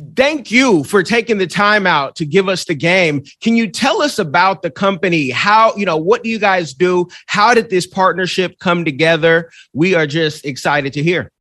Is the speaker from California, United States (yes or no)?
yes; Bay Area, California, United States; I'm from the Bay Area